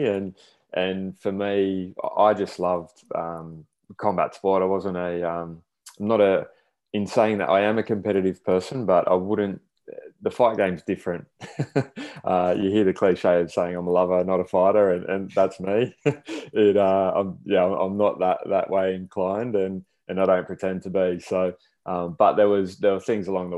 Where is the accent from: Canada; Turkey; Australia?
Australia; Sydney, New South Wales; now in Brisbane, Australia; We grew up in Sydney. So I'm living in Brisbane now, and we grew up in Sydney around the inner west and southwest Sydney during the early days